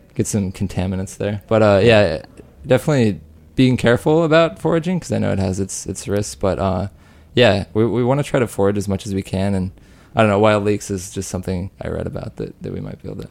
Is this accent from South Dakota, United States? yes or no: no; Rock Springs, Wyoming, United States; I'm from Rock Springs, Wyoming